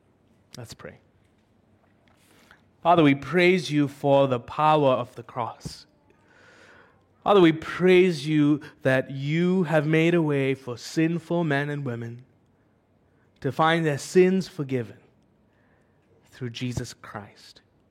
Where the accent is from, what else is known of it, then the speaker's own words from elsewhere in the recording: United Arab Emirates; I'm an Indian, but I've actually lived in the UAE all my life. The UAE feels like it's my home.